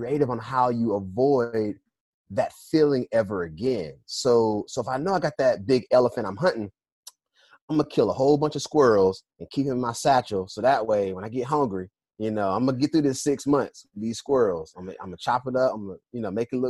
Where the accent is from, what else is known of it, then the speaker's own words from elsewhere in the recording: Durham, North Carolina, United States; moved away as an adult; also born or lived in Philadelphia; I'm from North Carolina, born and raised in Durham, an A&T graduate. And I left like right after I graduated.